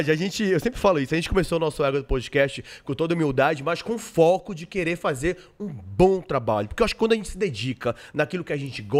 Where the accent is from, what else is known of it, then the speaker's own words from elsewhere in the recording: Belém, Pará, Brazil; Sou paraense, paraense. Filho de um goiano, de uma goiana com um mineiro.